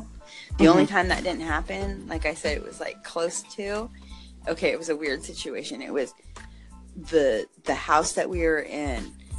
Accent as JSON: {"language": "English", "country": "United States", "also_born_or_lived": "Mexico", "moved": "yes", "said": "me being the American"}